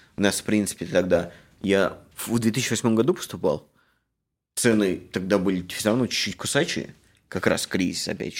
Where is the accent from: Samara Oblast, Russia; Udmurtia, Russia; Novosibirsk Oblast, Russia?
Samara Oblast, Russia; Samara; moved away as an adult; now in Canada; я жил в Самаре, я из Самары